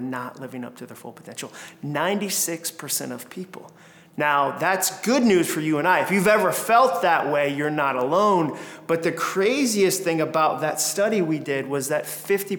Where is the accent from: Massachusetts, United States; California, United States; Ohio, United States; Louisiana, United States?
Massachusetts, United States; moved away as an adult; also born or lived in Alabama; I grew up in Massachusetts